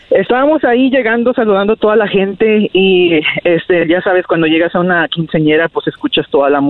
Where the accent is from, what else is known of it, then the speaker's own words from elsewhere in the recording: Rio Grande Valley, Texas, United States; Yo soy de, del Valle del Río Grande.